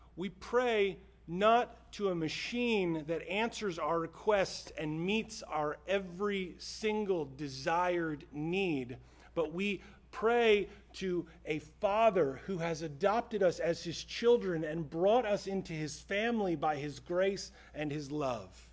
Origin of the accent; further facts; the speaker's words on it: United States; American Christians